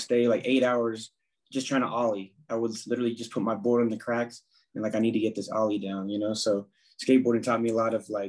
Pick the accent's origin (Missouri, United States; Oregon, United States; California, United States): California, United States; Southern; also born or lived in Anaheim, California; So I grew up in California. I was born in Orange County, Anaheim, California, but moved around a lot all throughout Southern California